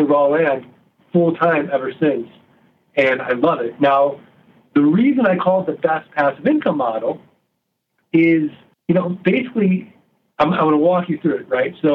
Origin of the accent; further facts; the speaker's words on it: St. Louis, Missouri, United States; I'm from Missouri. I'm from St. Louis. We're the show me state